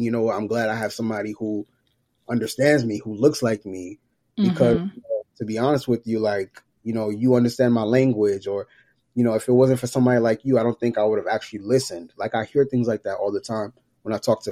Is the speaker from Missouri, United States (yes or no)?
no; New York, United States; moved away; also born or lived in Georgia; So growing up, I'm from New York, parents from Haiti, grew up in New York, moved to Georgia in 2000.